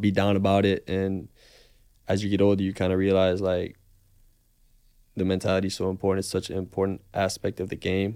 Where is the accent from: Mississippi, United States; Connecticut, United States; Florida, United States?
Florida, United States; Miami; moved away as an adult; also born or lived in Boston; I was born and raised in Miami